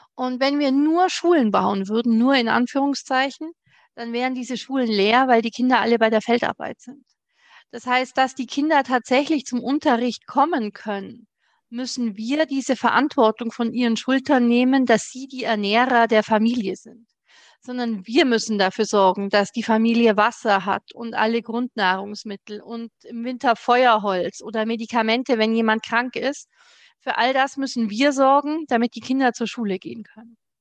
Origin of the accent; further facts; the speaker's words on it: Germany; bei uns in Deutschland